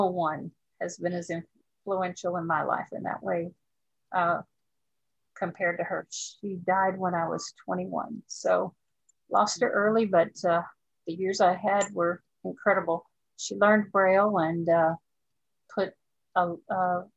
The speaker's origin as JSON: {"language": "English", "town": "Dallas", "region": "Texas", "country": "United States", "tie": "born or raised there", "also_born_or_lived": "Garland, Texas / Austin, Texas", "said": "We moved from Dallas to Garland, which is a small town near Dallas"}